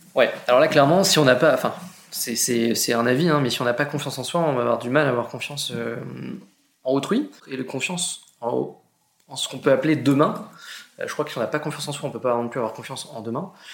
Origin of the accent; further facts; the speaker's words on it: Argentan, Normandy, France; je suis normand, je viens d'Argentan, une petite ville euh, en Normandie, 15 000 habitants